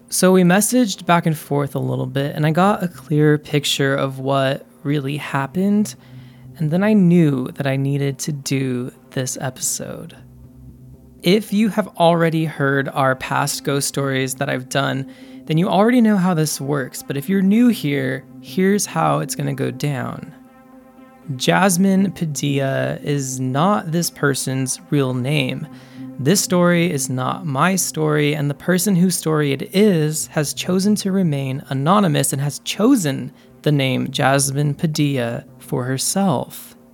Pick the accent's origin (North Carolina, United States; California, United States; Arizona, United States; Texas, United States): California, United States; So I grew up in Northern California. I am the youngest of three siblings, but we were all adopted, so none of us are blood relatives.